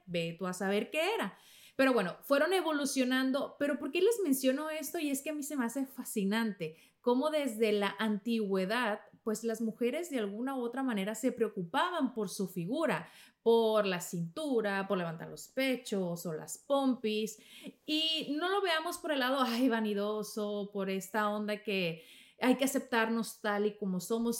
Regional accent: Mexico; en México le decimos menjurjes

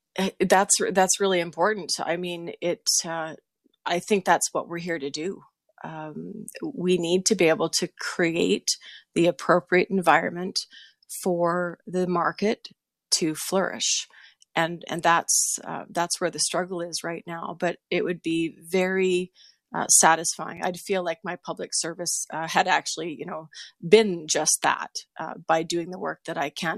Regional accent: Saskatchewan, Canada; moved away; also born or lived in Sturgeon County, Alberta; I'm from Saskatchewan originally, so I've got family back there

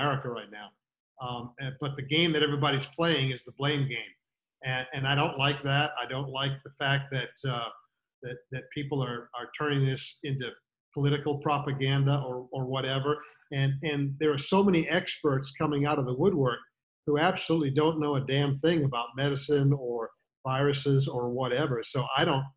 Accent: Sanford, Maine, United States; moved away; also born or lived in Florida; I grew up in the golfing hotbed known as the state of Maine.

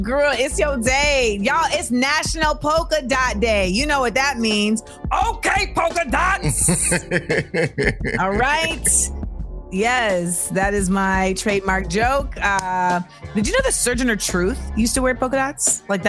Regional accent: Orlando, Florida, United States; moved away; I am from Florida. Like, my mother lives in Florida. Like, I went to high school in Florida

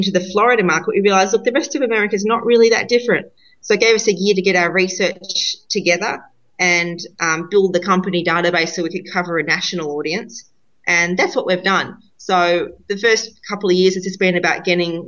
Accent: Australia; being Australian

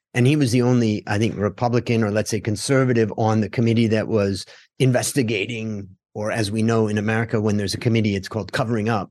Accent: United States; now in Thailand; as an American in Thailand

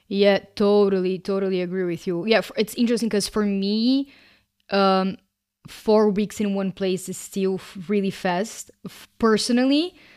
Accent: Brazil; moved away; I am originally from Brazil

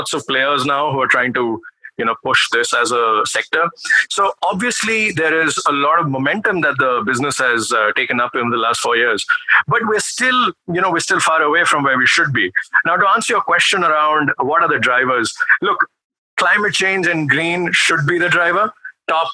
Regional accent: Delhi, India; moved away as an adult; also born or lived in Canada / United Kingdom; I grew up in Delhi in the 90s and early 2000s

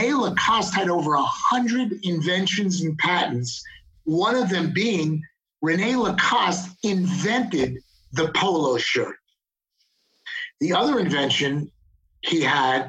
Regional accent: Long Island, New York, United States; accent: New York; moved away as an adult; now in Dallas, United States; growing up on Long Island and being a New Yorker

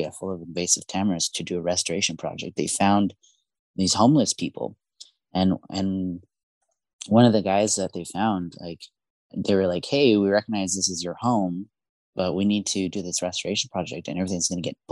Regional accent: Yuma, Arizona, United States; also born or lived in Mexico; Yuma is my hometown, and we arrived there when I was about 2 years old as immigrants from Mexico

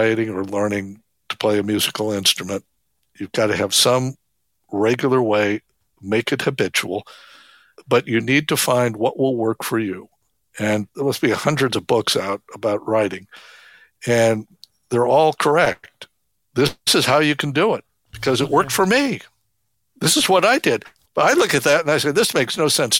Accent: Phoenix, Arizona, United States; I grew up in Phoenix, the outskirts of Phoenix

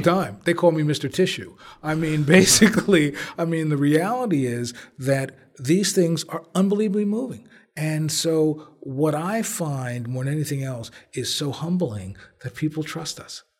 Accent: Belleville, New Jersey, United States; also born or lived in Newark, New Jersey; I was born in Presbyterian Hospital, lived on Jelliff Avenue until I was five, and then we moved to Belleville.

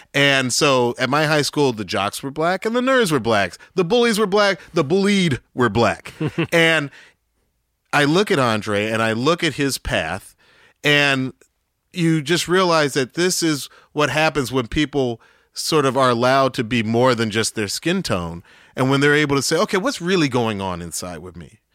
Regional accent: Atlanta, Georgia, United States; moved away; also born or lived in New York; Growing up in Southwest Atlanta, when I did, late seventies, it was just like, it was like a black mecca.

